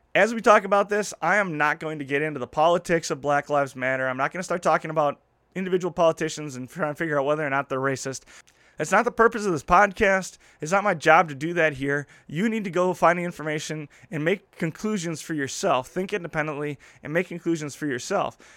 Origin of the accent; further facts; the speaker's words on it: Midwest, United States; as a Midwesterner, as someone from the community I grow up grew up